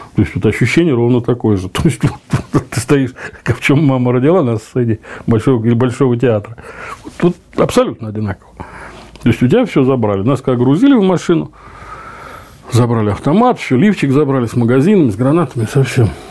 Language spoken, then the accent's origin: Russian; Zelenograd, Moscow, Russia; Я говорю, из Москвы. Ну, из Москвы подразумеваю, я всем говорю, что я из Зеленограда.